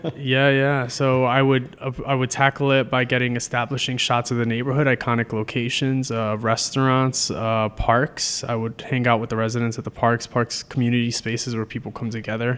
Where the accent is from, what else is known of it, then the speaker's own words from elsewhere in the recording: New York City, New York, United States; moved away as an adult; also born or lived in Hunts Point, Bronx / Colby (college, Maine); now in Trenton, United States; growing up in the Bronx, I started taking the train to school when I was, like, twelve